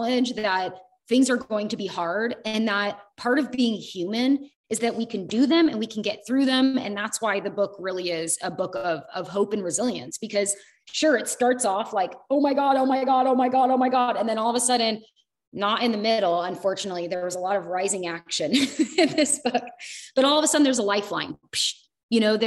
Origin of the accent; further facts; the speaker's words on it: United States; I lived in like small town USA